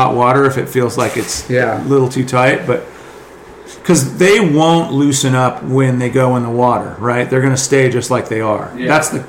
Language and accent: English; Northeast, United States; Like the guys, like the waves that we grew up riding in the Northeast, like it's no joke